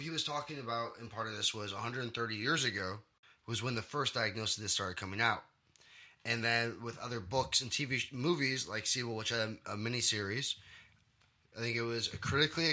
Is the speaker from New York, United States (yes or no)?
no; Chicagoland, Illinois, United States; some of the schools I grew up with around Chicagoland